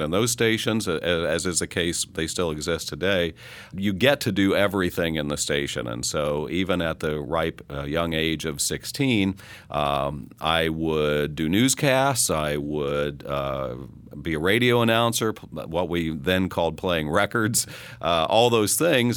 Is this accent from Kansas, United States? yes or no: yes; Coffeyville, Kansas, United States; moved away; the newspaper in my hometown basically went away, uh, in Coffeyville, Kansas